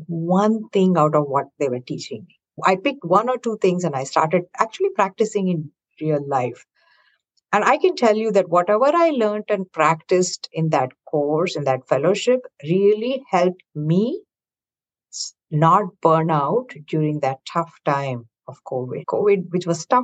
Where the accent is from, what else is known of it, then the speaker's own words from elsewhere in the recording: South India, India; moved away as an adult; now in Bay Area, United States; I was born and raised in India, in the southern part of India